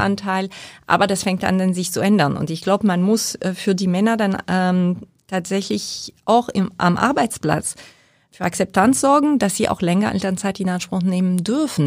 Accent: Bergerac, Nouvelle-Aquitaine, France; German is a second language; moved away as an adult; also born or lived in Paris area, France / Bilbao, Spain / Berlin, Germany; now in Hamburg, Germany; ich bin groß geworden im Südwesten, in der Weinregion äh, Richtung Bordeaux bei Bergerac

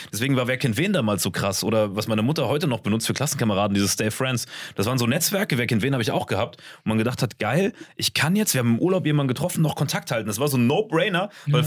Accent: Saarland, Germany; Bei uns im Saarland

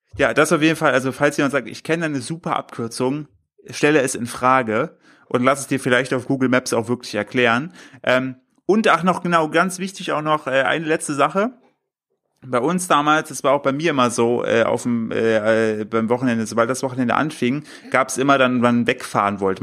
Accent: Germany; now in Cologne, Germany; bei mir in Windeschleuber, äh, Grüß gehen raus an mein, mein, äh, mein Heimatdorf

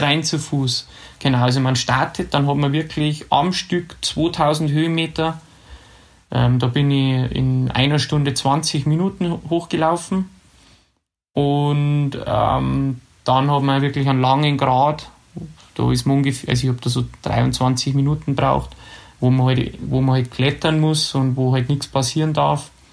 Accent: Ramsau bei Berchtesgaden, Bavaria, Germany; ich bin ja in der Ramsau bei Berchtesgaden aufgewachsen.

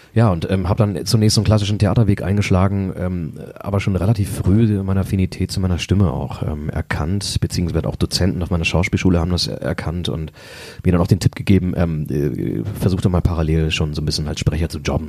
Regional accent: Braunschweig, Lower Saxony, Germany; also born or lived in Los Angeles; ich bin hier geboren vor, ähm, vor 36 Jahren und ähm, erste paar Jahre habe ich in Querum äh, gelebt, äh, dann aber relativ früh, glaube ich, da war ich äh, fünf oder sechs, äh, da sind wir nach Volkmarode gezogen

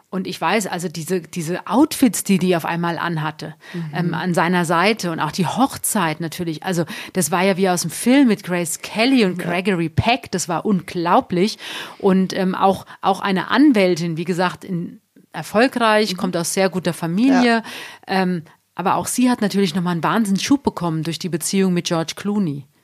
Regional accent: Hesse, Germany; now in Munich, Germany; Ich komme ja eigentlich aus Südhessen, aus der Nähe von Frankfurt.

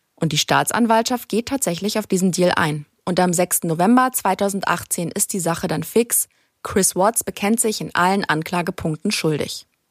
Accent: Germany; bei uns in Deutschland

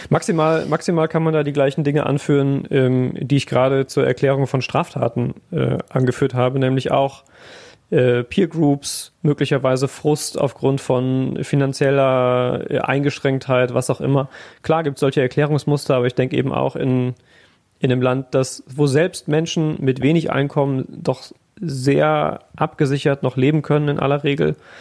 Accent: Siegerland, North Rhine-Westphalia, Germany; now in Essen, Germany; aus dem Siegerland

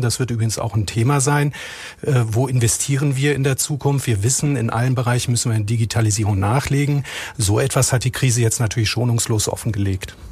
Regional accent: Rhineland, Germany; Zugleich bin ich aber auch gebürtiger Rheinländer

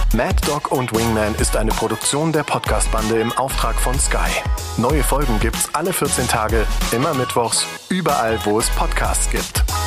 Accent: Germany; bei uns in Deutschland

